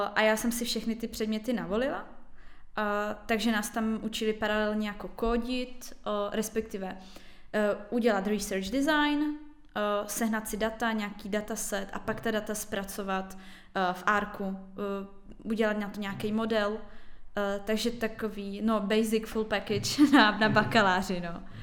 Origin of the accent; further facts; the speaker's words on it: Karviná, Moravian-Silesian Region, Czechia; moved away; jsem z Karviné